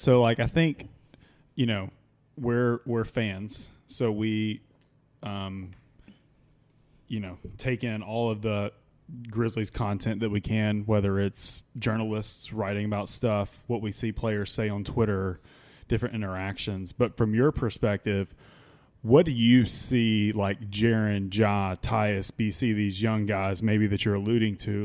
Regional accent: Mississippi, United States; now in Memphis, United States; when I moved to Memphis, I'm originally from Mississippi

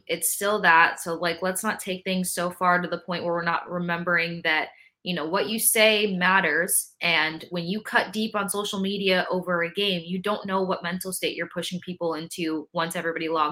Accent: Tampa, Florida, United States; I grew up in Tampa

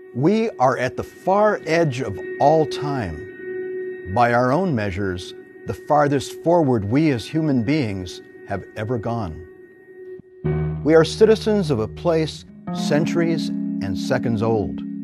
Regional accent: Nogales, Arizona, United States; first language Spanish; English is a second language; I was born in Nogales, Arizona, on the border between uh, Arizona and Mexico

